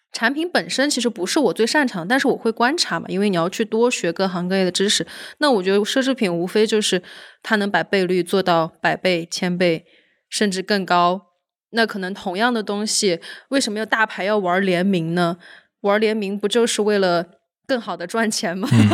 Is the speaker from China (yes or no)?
yes; Xinjiang, China; now in Chengdu, China; 在成都的新疆人，简称新成都人